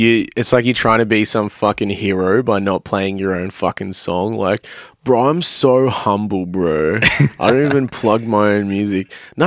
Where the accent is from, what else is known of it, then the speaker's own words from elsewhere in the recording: Melbourne, Victoria, Australia; they still had a good audience, but it was like half the size of us because we're like from Melbourne.